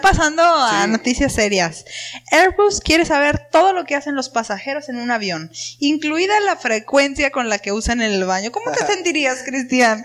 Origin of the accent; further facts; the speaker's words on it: Monterrey, Nuevo León, Mexico; somos regios